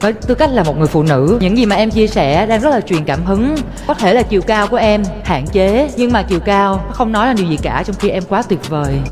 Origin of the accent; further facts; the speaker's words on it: Germany; lúc em nhỏ thì à, bố mẹ em cũng và em sống một quê rất là nhỏ ở bên Đức